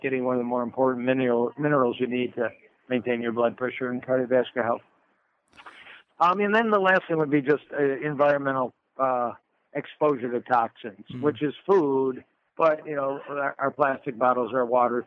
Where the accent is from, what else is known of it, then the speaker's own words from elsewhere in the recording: Detroit, Michigan, United States; I'm from Motown, so we move naturally in Detroit and Motown